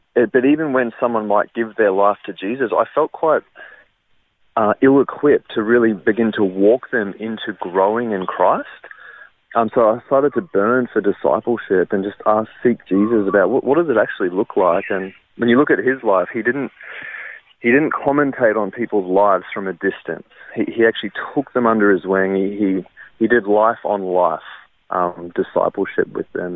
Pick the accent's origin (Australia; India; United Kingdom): Australia; Brisbane, Queensland; also born or lived in Wellington, New Zealand; the bulk of my life was growing up in Brisbane, around the north side area